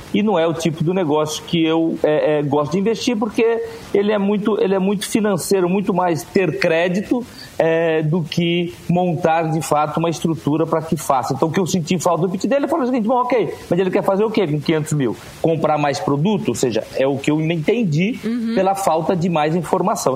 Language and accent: Portuguese; Rio Grande do Norte, Brazil; Eu sou do Rio Grande do Norte, o segundo estado que mais produz castanha de caju no Brasil